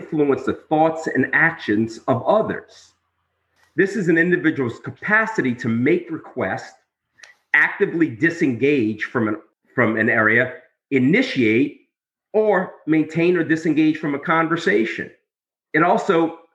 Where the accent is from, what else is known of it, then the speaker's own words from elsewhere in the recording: New Orleans, Louisiana, United States; I'm from New Orleans